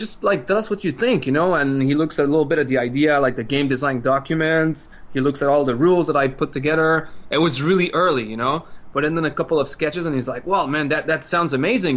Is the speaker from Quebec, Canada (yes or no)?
yes; French part of Quebec, Canada; we come from the French part of Quebec, so of Canada.